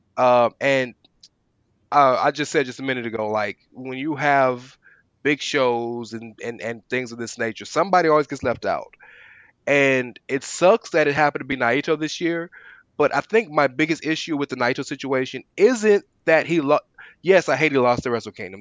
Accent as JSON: {"language": "English", "country": "United States", "tie": "born or raised there", "said": "we're all American, we're all born and raised here"}